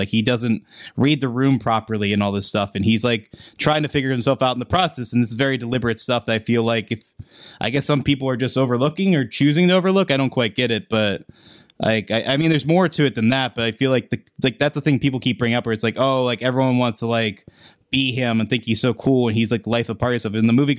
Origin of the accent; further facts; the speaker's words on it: Pennsylvania, United States; It's filmed in Pittsburgh. It's filmed in my hometown for sake.